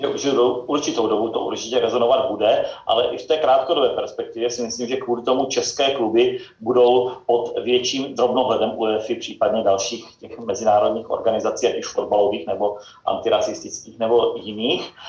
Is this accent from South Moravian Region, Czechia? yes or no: yes; Brno, South Moravian Region, Czechia; brněnského klubu, odkud pocházím